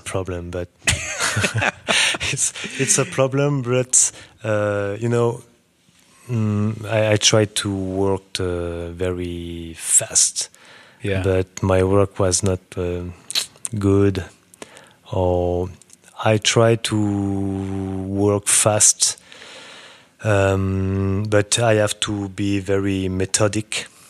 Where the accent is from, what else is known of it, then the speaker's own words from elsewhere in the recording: Burgundy, Bourgogne-Franche-Comté, France; English is a second language; moved away as an adult; also born or lived in New York; now in Paris, France; I come from Burgundy